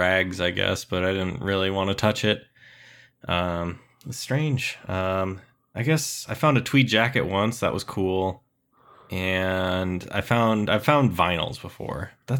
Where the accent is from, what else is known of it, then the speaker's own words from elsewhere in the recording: Waverly, Iowa, United States; I found a drawer full of just underwear in my hometown, Waverly, Iowa.